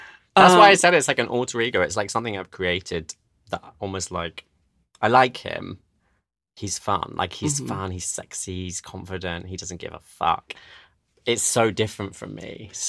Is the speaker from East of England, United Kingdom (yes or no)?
yes; East of England, United Kingdom; accent: Essex; I mean, I'm actually from Essex, which, if you know anything about that.